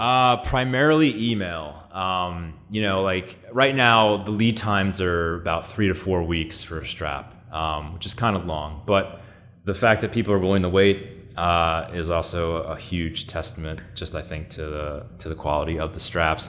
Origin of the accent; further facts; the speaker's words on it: New York, United States; I was born and raised here in New York, in Astoria